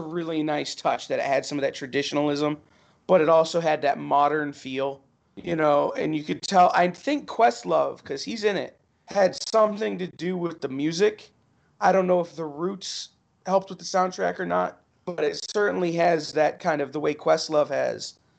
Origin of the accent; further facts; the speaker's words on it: Toledo, Ohio, United States; I'm from Toledo